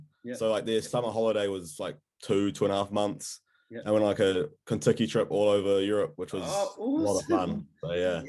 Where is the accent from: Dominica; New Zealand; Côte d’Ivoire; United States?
New Zealand; Hamilton, Waikato; moved away as an adult; also born or lived in Surrey, England; now in Dunedin, New Zealand; So I'm from Hamilton, so I've lived there my entire life, but I took a gap year out of school. Yeah. So I actually lived in England for a year before I came to Otago